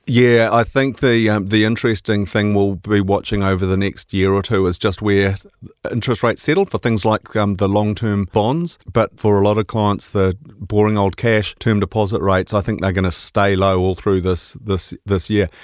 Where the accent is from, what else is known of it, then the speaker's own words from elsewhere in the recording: Scotland, United Kingdom; now in New Zealand; being Scottish